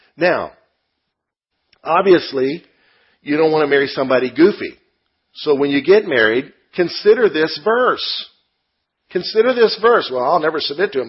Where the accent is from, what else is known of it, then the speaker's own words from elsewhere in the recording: United States; I'm an American